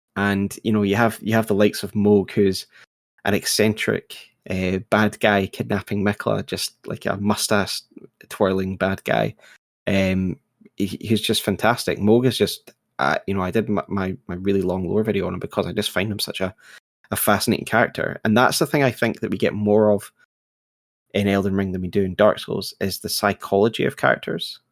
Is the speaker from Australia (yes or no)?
no; United Kingdom; I'm British